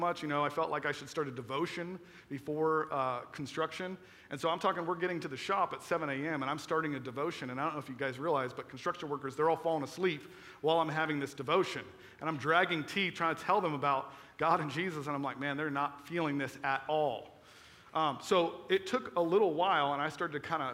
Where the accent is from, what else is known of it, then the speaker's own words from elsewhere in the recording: Florida, United States; moved away; I was from Florida